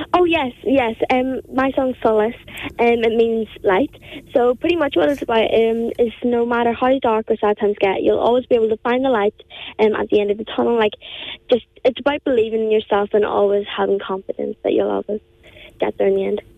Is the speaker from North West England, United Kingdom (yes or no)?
no; County Down, Northern Ireland, United Kingdom; accent: County Down; I'm from uh, Bridge in County Down, so I am